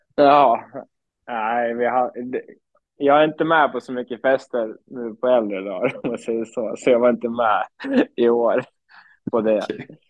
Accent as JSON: {"language": "Swedish", "town": "Surahammar", "region": "Västmanland", "country": "Sweden", "also_born_or_lived": "Falun"}